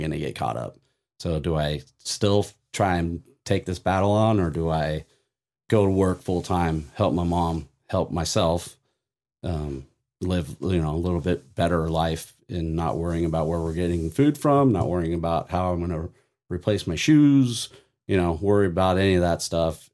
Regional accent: Vista, California, United States; also born or lived in Oceanside, California; Anybody that knows Vista will know I grew up, literally, Rain Tree Park is my backyard

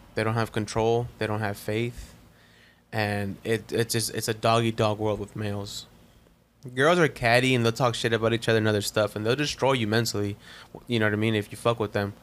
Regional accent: Compton, California, United States; moved away; I was born in Compton

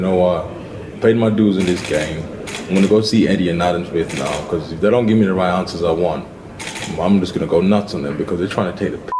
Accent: London, United Kingdom; I'm from London, round the corner. It's my neighborhood.

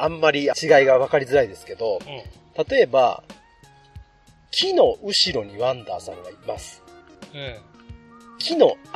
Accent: Yamaguchi, Japan; 地元山口は、お通しって言われたんです。

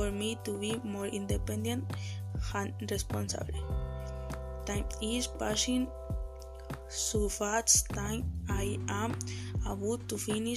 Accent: Puerto Vallarta, Jalisco, Mexico; English is a second language; I was born in Puerto Vallarta and all my life I have lived there

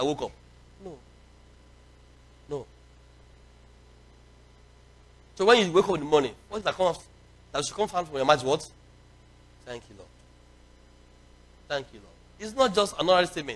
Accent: Nigeria; when I was young, you know, growing up in Nigeria, in the 70s and early 80s

